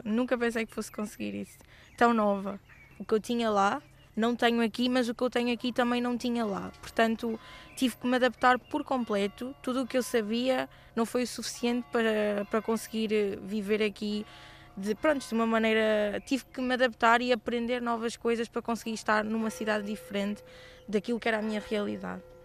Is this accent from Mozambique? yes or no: yes; Beira, Sofala, Mozambique; moved away as an adult; now in Porto, Portugal; Foi o país onde cresci, a cidade onde cresci